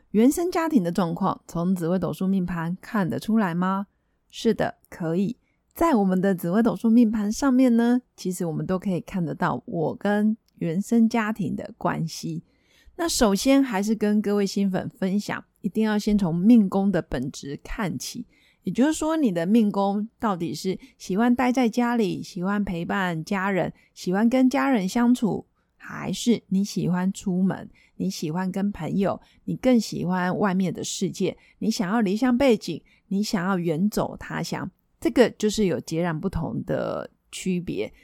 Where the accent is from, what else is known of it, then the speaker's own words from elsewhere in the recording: Taiwan; 我们台湾人